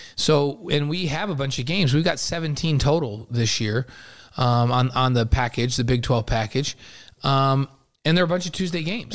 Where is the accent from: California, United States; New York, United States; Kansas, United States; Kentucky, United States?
New York, United States; I'm from New York